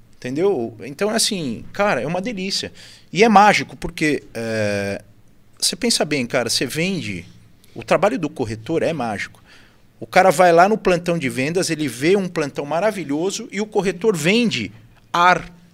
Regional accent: São Paulo, Brazil; moved away as an adult; now in Itu, Brazil; a gente é da capital de São Paulo. É, eu vim para Itu em 2014

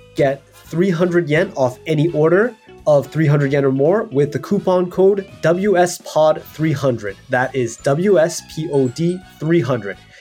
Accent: Hawaii, United States; now in Japan; I'm from Hawaii.

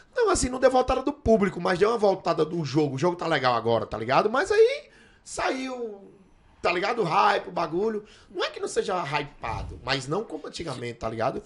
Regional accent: Northeast Region, Brazil; moved away; Eu, eu era do Nordeste, não era não, sou do Nordeste

